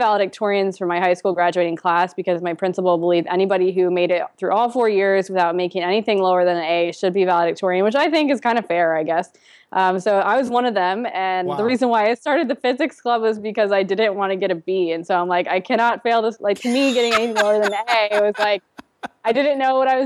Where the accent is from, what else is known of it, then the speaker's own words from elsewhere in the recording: Orlando, Florida, United States; Yeah, I grew up in Orlando. Pretty much lived in Orlando since I was a year old.